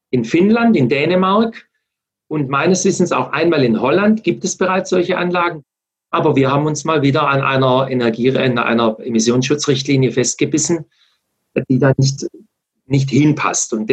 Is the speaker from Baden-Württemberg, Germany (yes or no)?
yes; Baden-Württemberg, Germany; Wir haben zum Beispiel hier in Baden-Württemberg, wo ich herkomme, die Uli Mohr, äh, mit ihren Reitschulen eine mega engagierte Frau